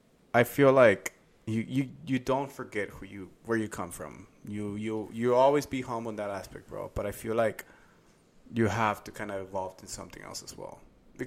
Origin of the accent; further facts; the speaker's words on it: Southern US, United States; as long as you don't forget who you are, where you come from, which I don't. I mean, I'm from the South, bro.